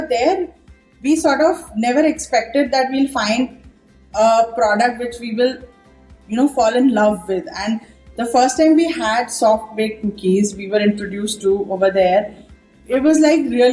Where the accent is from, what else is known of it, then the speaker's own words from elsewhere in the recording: Mumbai, Maharashtra, India; moved away as an adult; also born or lived in Ghaziabad; I was from Mumbai